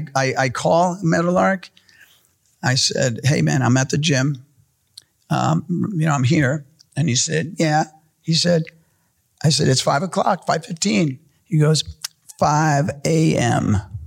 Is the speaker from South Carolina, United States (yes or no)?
no; New York City, New York, United States; As a kid growing up in New York City, when as an Argentinian, as a Hispanic Jewish kid in New York City